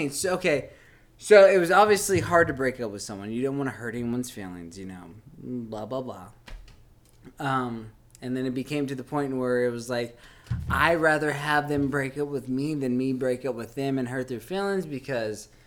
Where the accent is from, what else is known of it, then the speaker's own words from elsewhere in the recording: South East England, United Kingdom; I'm from Kent. All right. I am from a small town, suburban town in Kent. I grew up in a cul de sac.